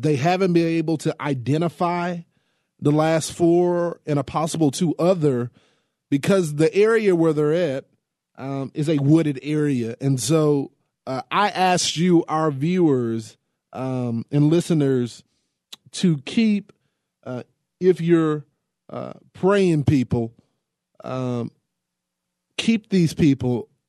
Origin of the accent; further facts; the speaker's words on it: Texas, United States; This is my home state